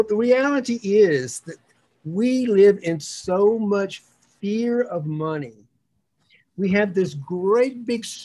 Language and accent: English; the South, United States; moved away; also born or lived in New York; all the bullies that I grew up with in the South, including my father